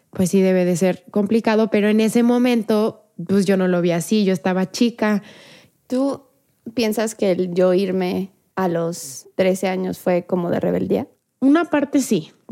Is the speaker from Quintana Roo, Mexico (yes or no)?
no; León, Guanajuato, Mexico; also born or lived in Querétaro; En León hice mi primaria, mi secundaria en prepa, pero soy de aquí, nací en Querétaro México